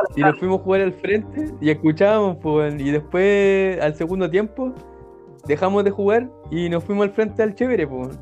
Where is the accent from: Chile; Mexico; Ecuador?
Chile; Coquimbo; yo ahora vivo en la cantera, Coquimbo pero gran parte de mi infancia lo viví en Sindempar